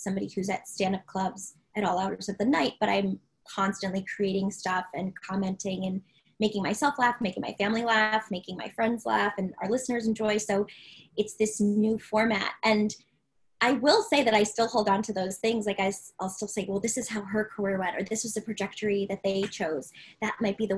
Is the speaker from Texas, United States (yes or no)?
no; Maryland, United States; I'm from Maryland